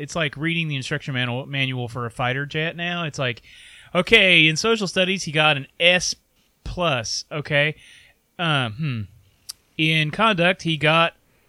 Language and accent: English; United States; I'm going to guess this is like a growing up in Claiborne County kind of thing